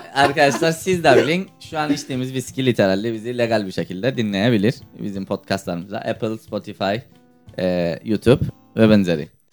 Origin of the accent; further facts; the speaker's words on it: Cyprus; Ben Kıbrıslıyım